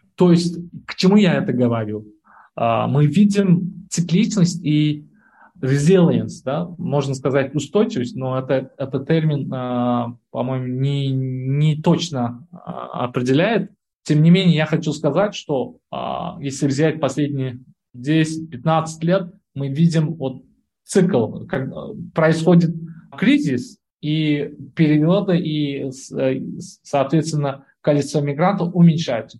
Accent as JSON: {"language": "Russian", "country": "Uzbekistan", "tie": "born or raised there", "said": "Я вот родом из Узбекистана"}